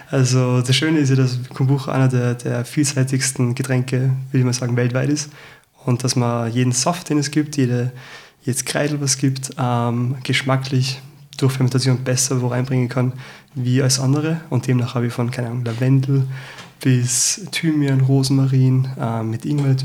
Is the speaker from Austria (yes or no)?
yes; Salzburg, Austria; now in Vienna, Austria; ich bin Salzburger, bin jetzt seit vier Jahren in Wien